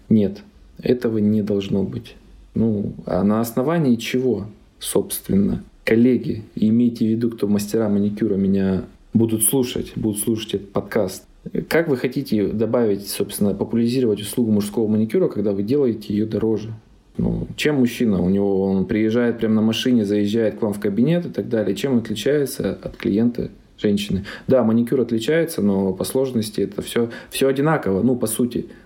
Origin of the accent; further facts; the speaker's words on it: Omsk, Omsk Oblast, Russia; Я сам же из Сибири, из Омска, мне нравится.